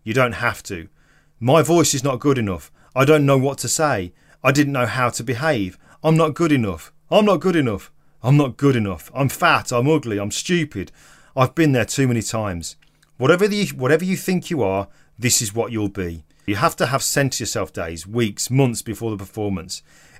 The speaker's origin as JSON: {"language": "English", "town": "Stoke-on-Trent", "region": "West Midlands", "country": "United Kingdom", "said": "I'm from Stoke-on-Trent. I have no qualifications. I didn't come from money."}